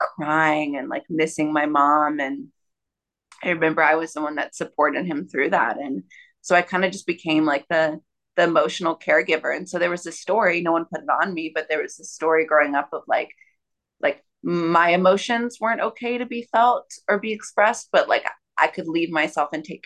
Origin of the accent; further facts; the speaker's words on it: Austin, Texas, United States; moved away; I grew up in Austin, Texas